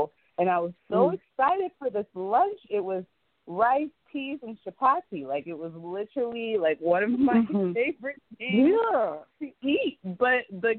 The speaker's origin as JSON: {"language": "English", "town": "Wichita", "region": "Kansas", "country": "United States", "tie": "born or raised there", "also_born_or_lived": "McPherson, Kansas", "moved": "as an adult", "lives_now": "Los Angeles, United States", "said": "growing up in Wichita, Kansas"}